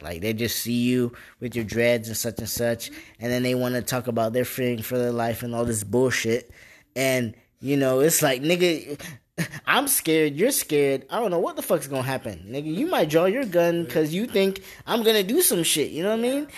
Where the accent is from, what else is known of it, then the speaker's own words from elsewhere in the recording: Port St. Lucie, Florida, United States; I'm from Port St. Lucie, Florida